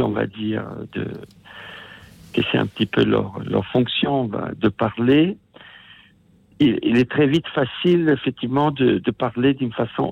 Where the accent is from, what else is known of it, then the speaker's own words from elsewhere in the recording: Italy; first language Italian; French is a second language; ma langue maternelle, qui est l'italien, parce que je suis italien